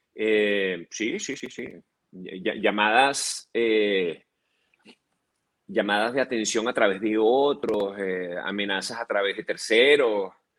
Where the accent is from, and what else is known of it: Venezuela; moved away as an adult; now in United States